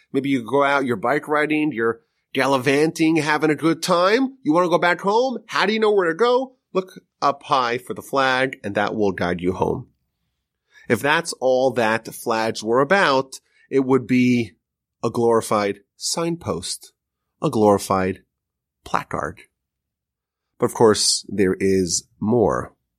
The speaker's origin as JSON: {"language": "English", "country": "United States"}